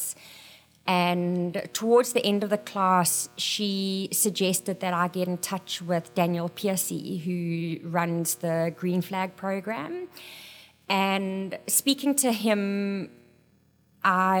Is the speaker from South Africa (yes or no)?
yes; South Africa; moved away as an adult; now in Mesa, United States; I am originally from South Africa